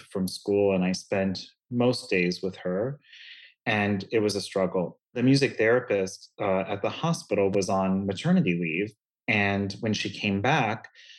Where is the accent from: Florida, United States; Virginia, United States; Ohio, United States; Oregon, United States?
Florida, United States; Lakeland; I grew up in Lakeland, Florida, which is just between Orlando and Tampa, Central Florida